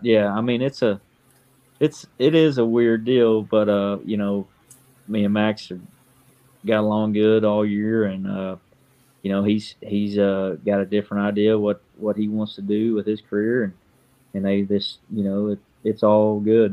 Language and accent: English; Kentucky, United States; moved away as an adult; now in Benton, Illinois, United States; I'm from Kentucky. Um, 29 years old. Uh, moved to Benton, Illinois when I got married.